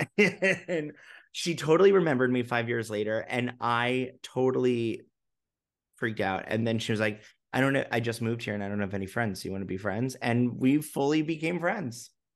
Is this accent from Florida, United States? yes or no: no; New York, United States; also born or lived in London; I'm a New Yorker. I love New York. It's in my blood